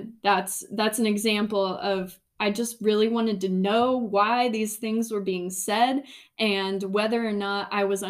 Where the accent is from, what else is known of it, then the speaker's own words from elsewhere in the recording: Indiana, United States; growing up in Indiana